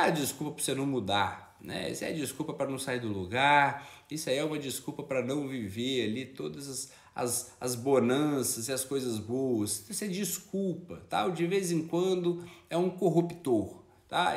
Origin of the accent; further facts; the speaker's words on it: São João del-Rei, Minas Gerais, Brazil; Eu sou de São João del Rei